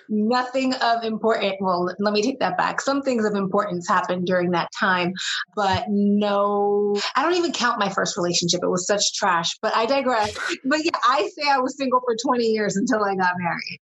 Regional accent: New York City, New York, United States; being from New York City, which is where I'm originally from, from I'm born and raised in Brooklyn

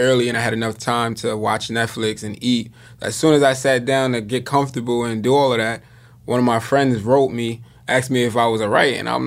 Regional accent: Yonkers, New York, United States; I'm from Westchester, Yonkers, New York

